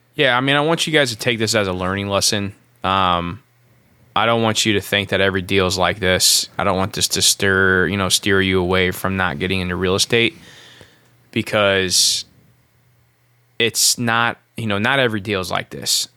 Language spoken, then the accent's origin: English; Midwest, United States; I'm from the Midwest.